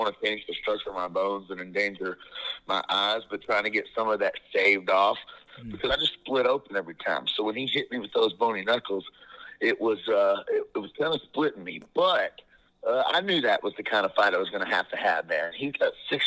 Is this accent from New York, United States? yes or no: no; Georgia, United States; I'm from Georgia.